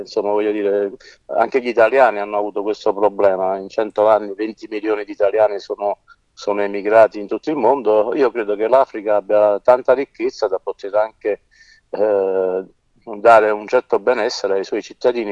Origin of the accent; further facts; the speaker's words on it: Naples, Campania, Italy; Io sono nato a Napoli